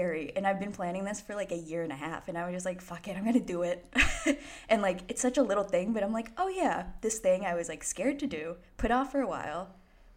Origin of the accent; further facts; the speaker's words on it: Boston, Massachusetts, United States; I'm from Boston